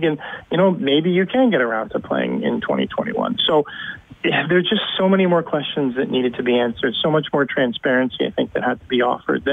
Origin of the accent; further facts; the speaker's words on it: Canada; we as Canadian taxpayers